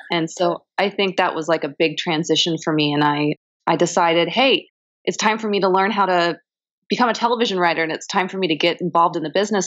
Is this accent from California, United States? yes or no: yes; Long Beach, California, United States; Originally, I'm from the West Coast. Originally, I'm from Long Beach, uh, Southern California.